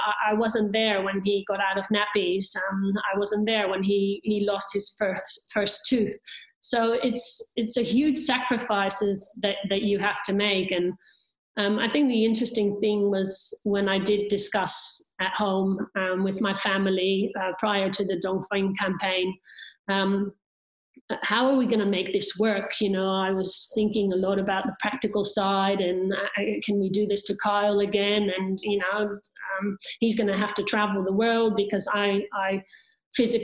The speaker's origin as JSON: {"language": "English", "country": "Netherlands", "tie": "born or raised there", "said": "I'm finishing in my hometown where I could see my apartment from the finish line, being Dutch"}